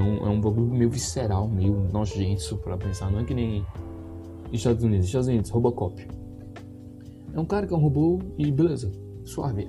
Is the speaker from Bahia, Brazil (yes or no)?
no; Pernambuco, Brazil; Eu sou nordestino, tal, pá, pernambucano